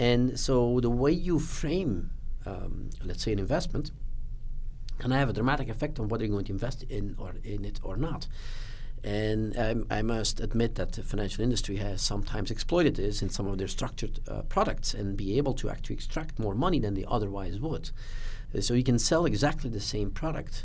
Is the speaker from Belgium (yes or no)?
yes; Belgium; I grew up in Belgium